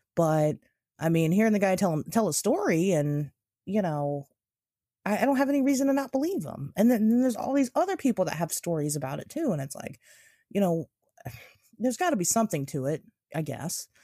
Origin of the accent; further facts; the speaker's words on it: United States; we're American